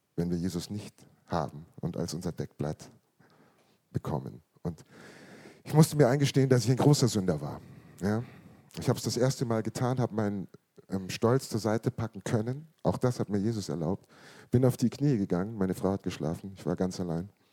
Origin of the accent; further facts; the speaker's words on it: Munich, Bavaria, Germany; Ich bin in München geboren worden, neunzehnhundertfünfundsiebzig